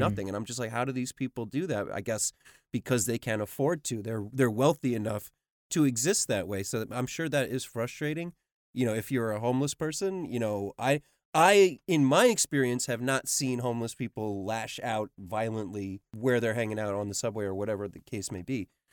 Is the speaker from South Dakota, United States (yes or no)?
no; New York City, New York, United States; I grew up in New York City